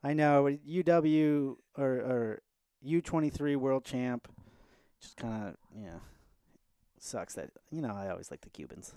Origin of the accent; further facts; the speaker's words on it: United States; I like being an American, obviously, th, as I am one